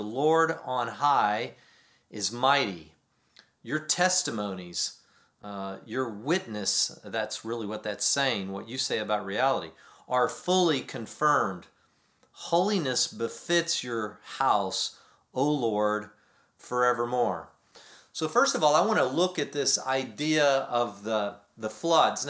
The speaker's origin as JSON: {"language": "English", "region": "Texas", "country": "United States", "tie": "born or raised there", "moved": "yes", "said": "growing up in Texas and being back there"}